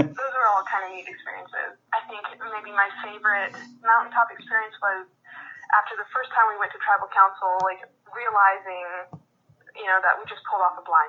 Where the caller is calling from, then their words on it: Yakima, Washington, United States; I am currently calling from Yakima, Washington.